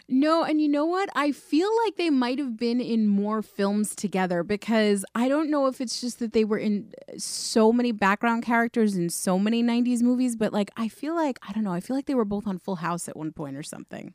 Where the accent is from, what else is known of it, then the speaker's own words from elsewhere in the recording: New York, United States; We're from New York